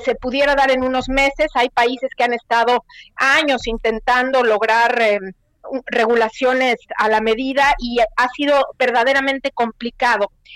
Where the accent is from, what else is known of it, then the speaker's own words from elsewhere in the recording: Mexico; moved away as an adult; yo soy mexicana, creé mi cuenta cuando estaba en México, pero ahora me encuentro en otro país